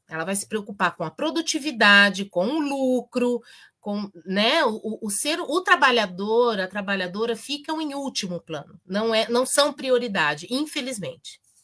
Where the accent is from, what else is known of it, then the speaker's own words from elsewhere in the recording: Campinas, São Paulo, Brazil; now in Paraná, Brazil; Na minha terra, eu sou de Campinas originalmente